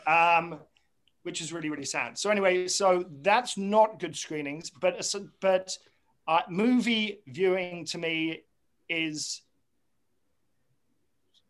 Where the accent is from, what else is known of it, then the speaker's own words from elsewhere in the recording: England, United Kingdom; moved away as an adult; also born or lived in Montclair, New Jersey; now in United States; I'm obviously from England originally.